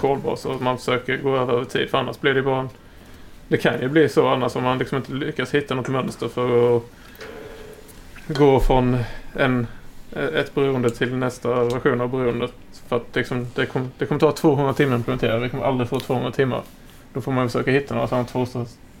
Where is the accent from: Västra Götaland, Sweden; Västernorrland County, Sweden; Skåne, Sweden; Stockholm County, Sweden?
Skåne, Sweden; also born or lived in Blekinge; jag är faktiskt från Skåne